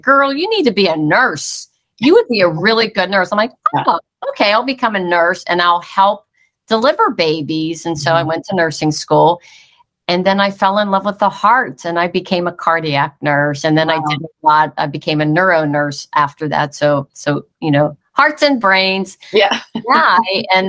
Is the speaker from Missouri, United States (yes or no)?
no; Pittsburgh, Pennsylvania, United States; I'm originally from Pittsburgh, Pennsylvania